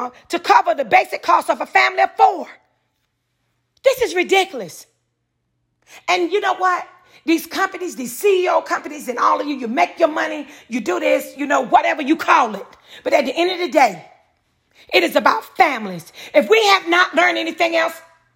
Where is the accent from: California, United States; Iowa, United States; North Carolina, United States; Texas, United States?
North Carolina, United States; I'm from North Carolina